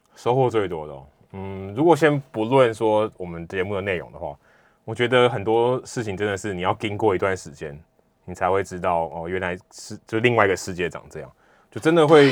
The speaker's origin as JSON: {"language": "Chinese", "country": "Taiwan", "tie": "born or raised there", "said": "其实我也是跟大家差不多，就是我小时候都是在台湾，然后土生土长"}